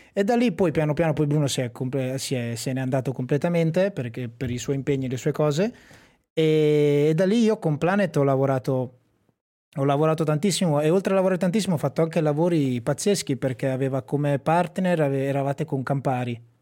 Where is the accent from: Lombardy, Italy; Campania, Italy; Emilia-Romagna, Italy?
Emilia-Romagna, Italy; Sassuolo; io sono di Sassuolo, un paese vicino a Modena